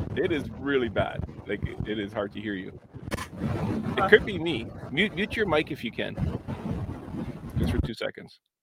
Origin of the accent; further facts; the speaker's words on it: Winnipeg, Manitoba, Canada; it's in my hometown